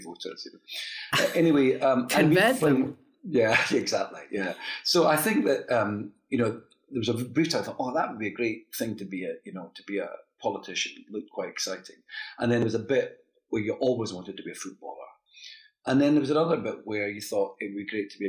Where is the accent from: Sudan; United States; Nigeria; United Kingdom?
United Kingdom; Dundee, Scotland; I grew up in Dundee